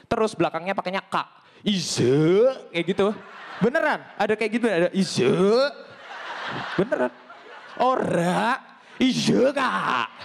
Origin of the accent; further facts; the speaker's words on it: Banjarnegara, Central Java, Indonesia; accent: Javanese Ngapak; dan aku dari Banjarnegara di mana itu bahasa Jawanya adalah bahasa Jawa ngapak, cuman lain daripada yang lain.